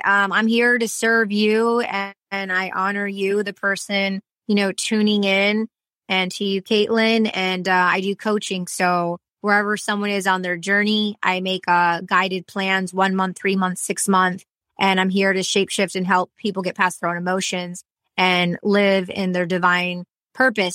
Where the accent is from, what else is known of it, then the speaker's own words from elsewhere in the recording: Michigan, United States; accent: Michigan; also born or lived in Detroit; now in Los Angeles, United States; I was raised in Michigan